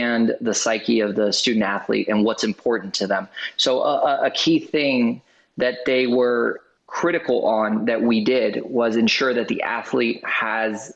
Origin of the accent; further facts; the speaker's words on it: Orlando, Florida, United States; here in my hometown in Orlando